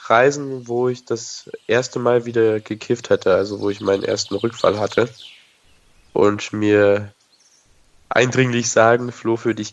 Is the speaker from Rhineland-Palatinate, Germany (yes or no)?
no; Nuremberg, Bavaria, Germany; auf jeden Fall gehe ich nicht mehr zurück in die Stadt, wo ich herkomme. Ich komme aus Nürnberg.